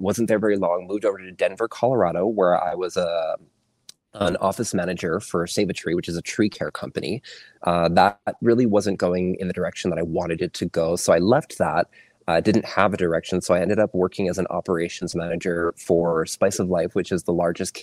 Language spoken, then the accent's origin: English; Tsuut’ina Nation, Alberta, Canada; moved away as an adult; also born or lived in Calgary / New York; I grew up on Tsuut’ina Nation and went to school on the reservation until grade 9